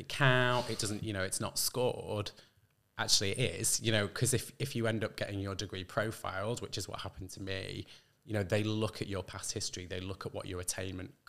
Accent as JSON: {"language": "English", "area": "Lake District", "region": "North West England", "country": "United Kingdom", "tie": "born or raised there", "also_born_or_lived": "Manchester", "said": "I'm from the northwest. Really, I grew up in the Lake District."}